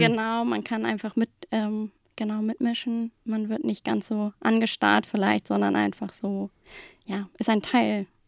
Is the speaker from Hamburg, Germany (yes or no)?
yes; Hamburg, Germany; ich komme aus Hamburg, bin ganz gebürtige Hamburgerin, war hier in der Schule im Studium